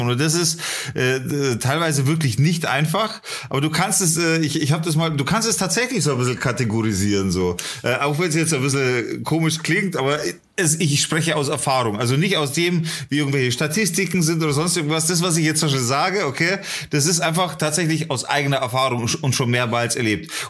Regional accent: Leipzig, Saxony, Germany; born there; nee, nee, ich komme nicht aus Bayern. Ich bin um die Ecke geboren, in, in Leipzig.

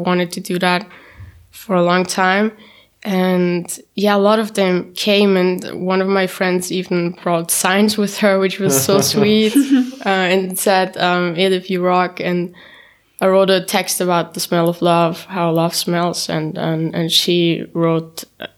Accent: Vienna, Austria; first language German; English is a second language; also born or lived in Istanbul, Turkey; I was born in Istanbul, Turkey, and when I was 2 years old, I moved to Austria with my mom, and I grew up here, I went here to school

